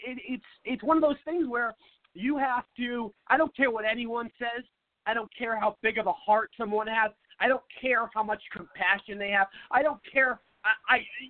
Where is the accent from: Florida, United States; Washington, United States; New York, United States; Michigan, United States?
Washington, United States; Seattle; now in Phoenix, United States; I grew up in Seattle, which is very liberal